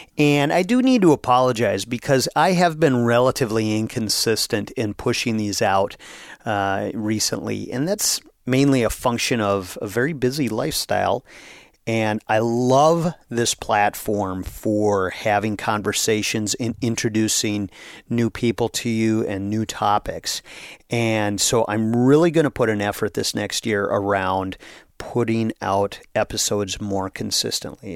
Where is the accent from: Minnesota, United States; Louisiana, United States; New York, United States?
Minnesota, United States; Brainerd; my hometown of Brainerd, Minnesota